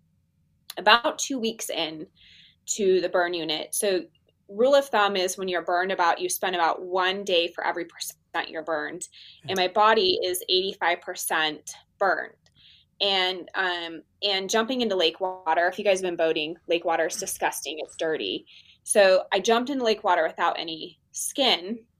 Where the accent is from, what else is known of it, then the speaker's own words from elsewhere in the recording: Utah, United States; I'm from Utah